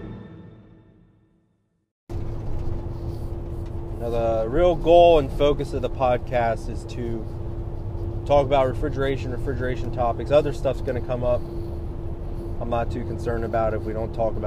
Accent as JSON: {"language": "English", "region": "Central Pennsylvania", "country": "United States", "said": "I'm from Central Pennsylvania"}